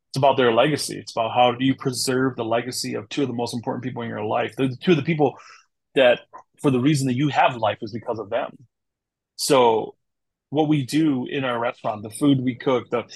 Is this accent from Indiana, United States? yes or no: no; Wisconsin, United States; also born or lived in Thailand / St. Paul, Minnesota; I'm a Wisconsin boy originally. I'm from Wisconsin, so I'm a Wisconsin boy